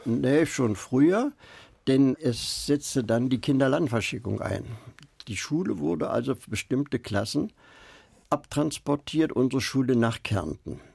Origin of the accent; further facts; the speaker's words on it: Berlin, Germany; ich bin Berliner, der Blockadewinter